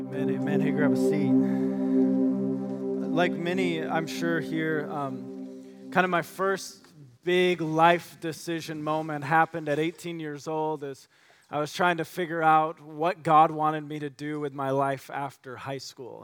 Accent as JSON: {"language": "English", "region": "West Michigan", "country": "United States", "tie": "born or raised there", "said": "growing up in West Michigan"}